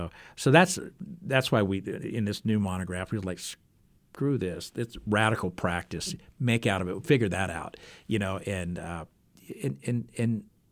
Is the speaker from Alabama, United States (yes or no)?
yes; Alabama, United States; now in Arkansas, United States; I'm originally from Alabama, but I've been fighting ever since I moved to Arkansas.